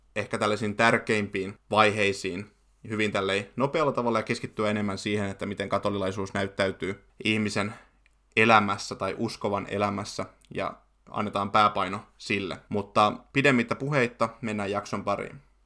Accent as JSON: {"language": "Finnish", "town": "Forssa", "region": "Kanta-Häme", "country": "Finland", "tie": "born or raised there", "said": "kotikaupungistani Forssasta"}